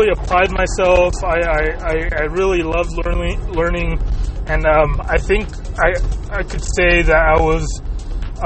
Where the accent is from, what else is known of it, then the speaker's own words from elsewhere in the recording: United States; first language Spanish; English is a second language; up till the age of three, basically, when I moved here to the United States.